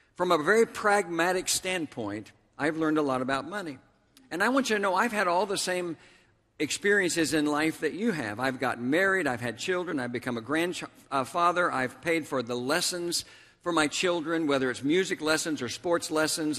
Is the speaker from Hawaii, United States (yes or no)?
no; Tulsa, Oklahoma, United States; my hometown of Tulsa, Oklahoma